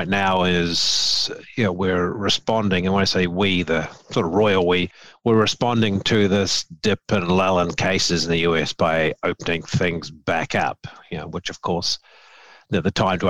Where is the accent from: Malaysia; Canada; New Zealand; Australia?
New Zealand; now in Memphis, United States; I'm a New Zealander by birth